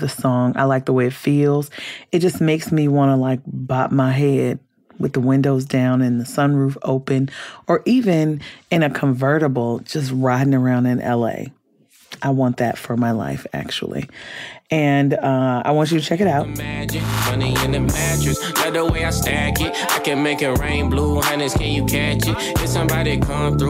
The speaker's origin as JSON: {"language": "English", "town": "Compton", "region": "California", "country": "United States", "tie": "born or raised there", "said": "I grew up in California. I grew up in Compton"}